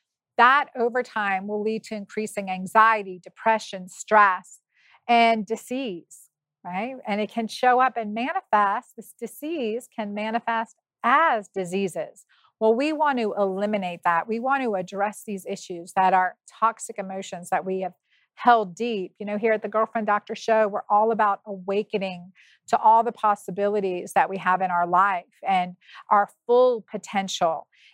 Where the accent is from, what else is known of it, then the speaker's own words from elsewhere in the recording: Pennsylvania, United States; I'm from Pennsylvania.